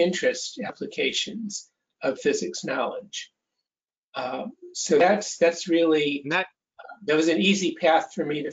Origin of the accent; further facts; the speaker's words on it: Cleveland, Ohio, United States; I grew up in Cleveland, Ohio